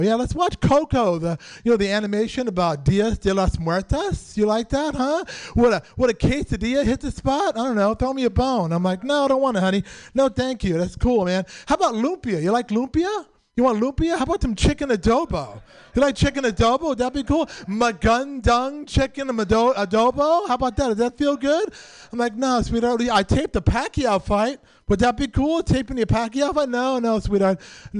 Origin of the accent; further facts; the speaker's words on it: San Francisco, California, United States; I'm born and raised in San Francisco.